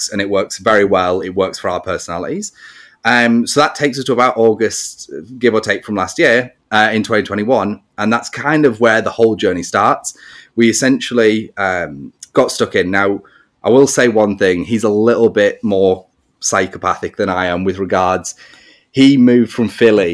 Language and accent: English; England, United Kingdom; I'm English.